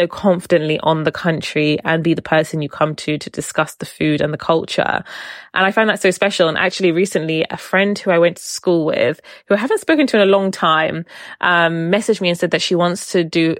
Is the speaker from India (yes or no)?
no; Oman; I was too afraid to tell them I was from Oman, now want to come to Oman.